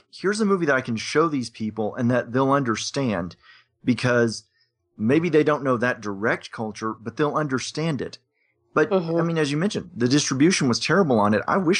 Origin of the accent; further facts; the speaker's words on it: Little Rock, Arkansas, United States; as I said, I'm from Little Rock, Arkansas.